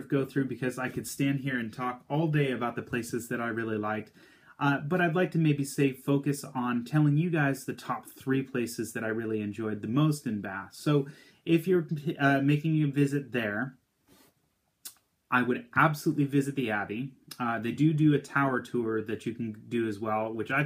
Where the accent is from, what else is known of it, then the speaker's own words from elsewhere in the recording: United States; growing up in the United States